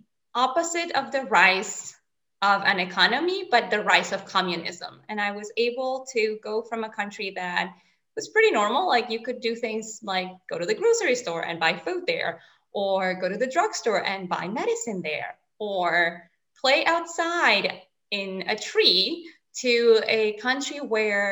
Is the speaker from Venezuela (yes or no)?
yes; Venezuela; first language Spanish; English is a second language; now in Switzerland; I'm from Venezuela, a country north of South America, right on the Caribbean